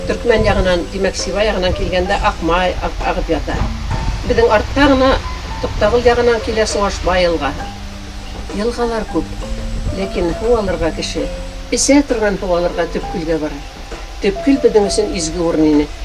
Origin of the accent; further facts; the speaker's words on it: Kusey, Bashkortostan, Russia; мин абдулхак игбаев менен ауылдаш буларак